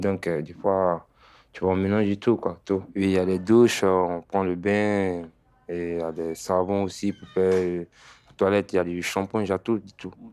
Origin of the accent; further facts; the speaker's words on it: Côte d’Ivoire; also born or lived in Italy / Paris; now in Bordeaux, France; j'ai quitté la Côte d'Ivoire depuis 2017